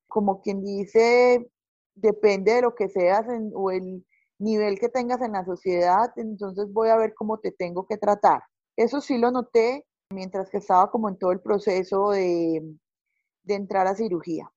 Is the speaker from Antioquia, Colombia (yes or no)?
yes; Paisa, Antioquia, Colombia; yo soy una paisa